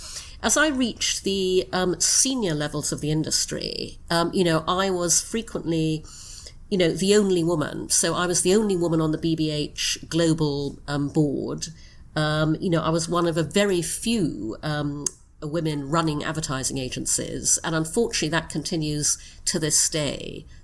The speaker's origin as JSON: {"language": "English", "country": "Brunei", "tie": "born or raised there", "also_born_or_lived": "United Kingdom", "said": "I was born in the UK, but when I was six, we moved to Brunei in Borneo. So I grew up in Brunei."}